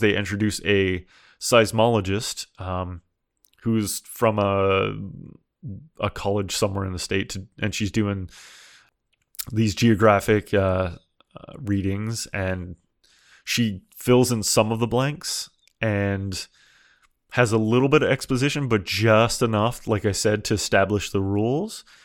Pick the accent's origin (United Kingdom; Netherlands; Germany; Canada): Canada; I'm Canadian.